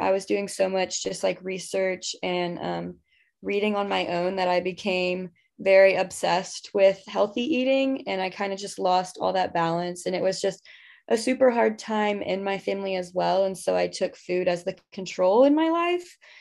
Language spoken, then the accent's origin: English; Houston, Texas, United States; I grew up in Houston.